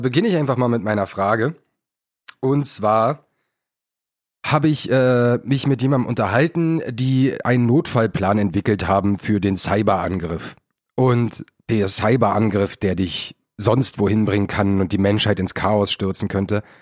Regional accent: Berlin, Germany; als Berliner

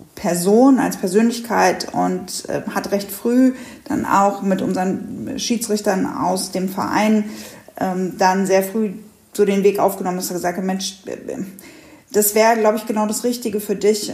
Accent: Hanover, Lower Saxony, Germany; Ich komme aus Hannover

